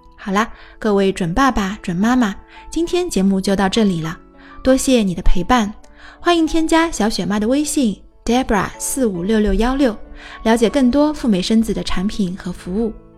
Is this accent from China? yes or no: yes; China; 我们中国人